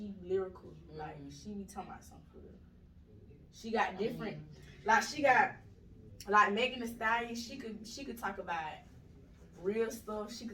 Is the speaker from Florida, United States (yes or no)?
no; Atlanta, Georgia, United States; I'm originally from the east side. I'm from East Atlanta, Zone 6